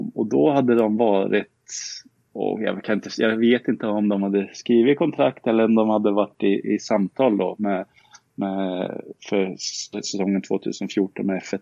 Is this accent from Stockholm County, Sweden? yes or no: no; Karlskoga, Örebro County, Sweden; also born or lived in Tibro; Jag är uppvuxen i Karlskoga